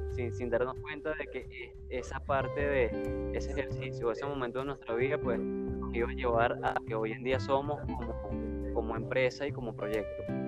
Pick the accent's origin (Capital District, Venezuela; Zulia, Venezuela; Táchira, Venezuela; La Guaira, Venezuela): Táchira, Venezuela; Queniquea; nosotros nacimos en, en, una pequeña población del estado Táchira, Que Queniquea, se llama el pueblo